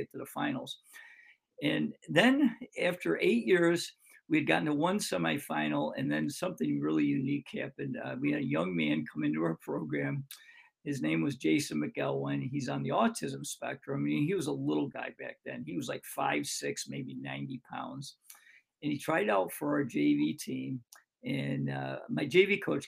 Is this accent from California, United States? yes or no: no; Greece, New York, United States; my hometown called Greece, New York, which is a suburb of Rochester